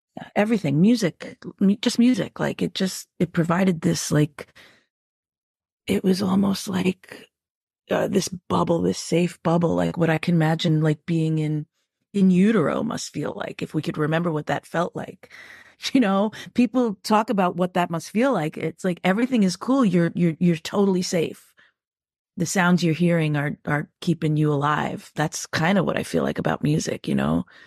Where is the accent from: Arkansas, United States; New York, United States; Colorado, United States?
New York, United States; I grew up Irish in New York, but there's also a s, a th, the other side of me that's one hundred percent New Yorker